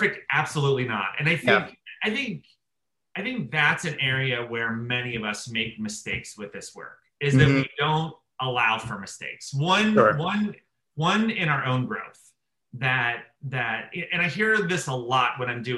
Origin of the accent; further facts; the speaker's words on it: outside of Pittsburgh, Pennsylvania, United States; growing up outside of Pittsburgh, yeah. Pennsylvania